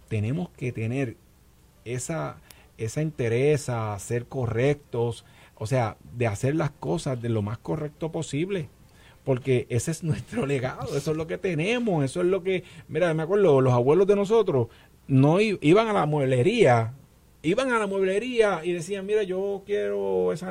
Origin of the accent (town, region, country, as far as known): Puerto Rico